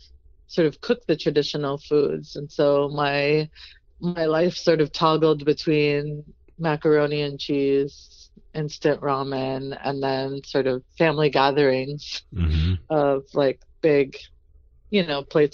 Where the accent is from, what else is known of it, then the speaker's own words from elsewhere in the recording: New England, United States; we grew up in New England